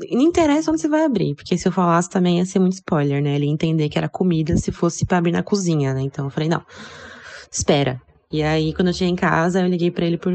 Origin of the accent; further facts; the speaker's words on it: Santos, São Paulo, Brazil; now in São Paulo, Brazil; eu vim de Santos e moro em São Paulo já tem dois anos.